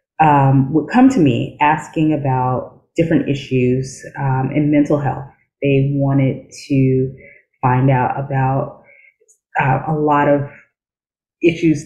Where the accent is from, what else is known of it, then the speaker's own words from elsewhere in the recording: New York City, New York, United States; So I did grow up in New York City. I am from the Bronx